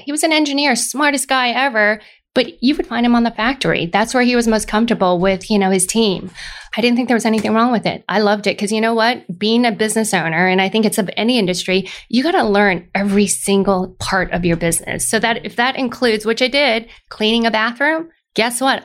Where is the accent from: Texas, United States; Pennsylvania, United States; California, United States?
California, United States; Lafayette; also born or lived in Moraga, California; grew up in a little town called Moraga and then moved to Lafayette very soon afterwards. Went through all the way through high school